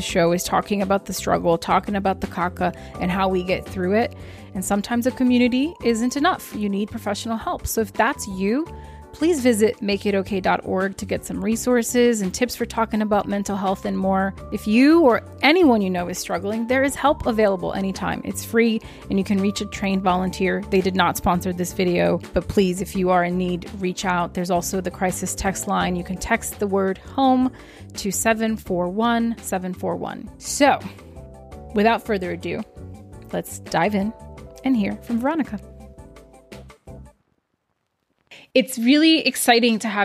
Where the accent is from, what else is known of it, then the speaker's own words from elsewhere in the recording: São Paulo, Brazil; São Paulo, Brazil, my hometown